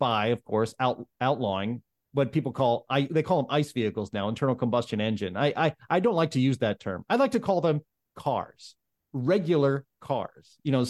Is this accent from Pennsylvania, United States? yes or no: yes; Pittsburgh, Pennsylvania, United States; I'm from Pittsburgh, and I travel back and forth from Pittsburgh a few times a year.